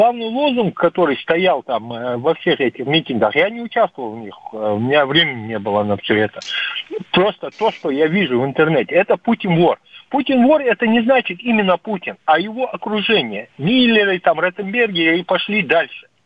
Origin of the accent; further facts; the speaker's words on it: Ingushetia, Russia; now in Khabarovsk, Russia; И там, начиная от ингушских дел, я сам ингуш просто в этом я больше всего ориентируюсь, от ингушских дел, Фургова, что в Хабаровске творится, где я проживаю